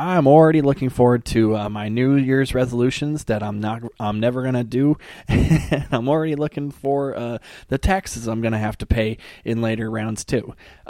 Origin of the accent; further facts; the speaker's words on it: United States; as an American